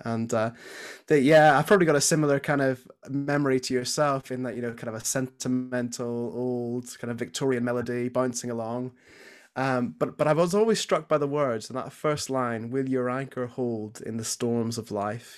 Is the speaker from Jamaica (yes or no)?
no; Belfast, Northern Ireland, United Kingdom; moved away as an adult; now in Nottingham, United Kingdom; So I grew up in Belfast, uh, Northern Ireland. Mum and dad are still back home there. Uh, yeah, so I spent the first eighteen years of my life there.